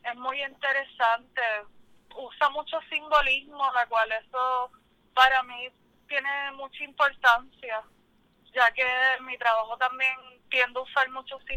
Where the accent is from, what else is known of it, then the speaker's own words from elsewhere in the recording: Cabo Rojo, Puerto Rico; also born or lived in San Juan; soy de Cabo Rojo. Estuve un tiempo por San Juan, pero regresé.